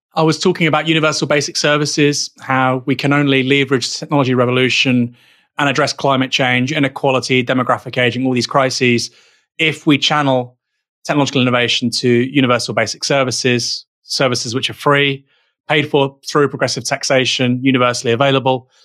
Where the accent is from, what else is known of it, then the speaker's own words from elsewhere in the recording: United Kingdom; as a Brit